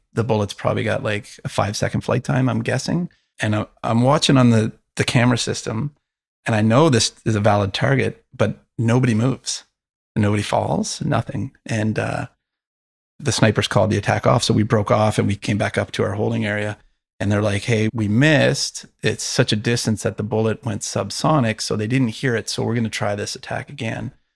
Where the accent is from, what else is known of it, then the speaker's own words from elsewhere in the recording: Canada; as a Canadian